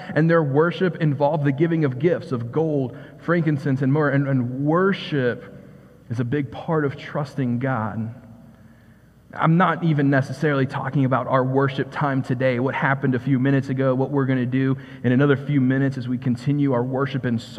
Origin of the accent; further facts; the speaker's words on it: Bristol, Virginia, United States; also born or lived in England / North Carolina; I was born in England. My parents moved and we were in North Carolina for a few months. And then my dad ministered in Hopewell for a few years and then settled in the Bristol area, Southwest Virginia.